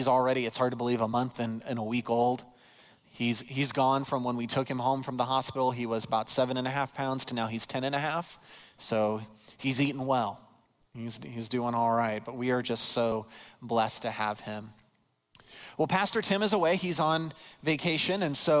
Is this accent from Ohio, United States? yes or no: yes; Ohio, United States; born there; also born or lived in Illinois; I was born in Ohio, lived in Illinois, had family in both states, so Indiana was always that long stretch we had to cross.